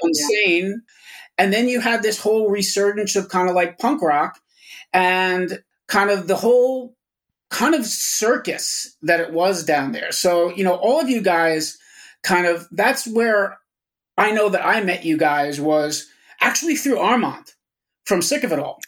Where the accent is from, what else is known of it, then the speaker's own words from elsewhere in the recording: Yonkers, New York, United States; I grew up in Yonkers with a shitload of record stores around me